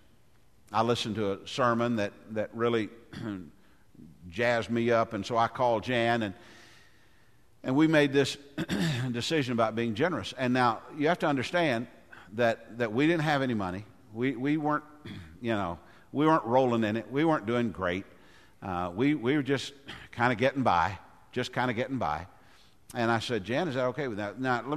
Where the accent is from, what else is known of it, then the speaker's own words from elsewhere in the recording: Goodlettsville, Tennessee, United States; I grew up in Goodlettsville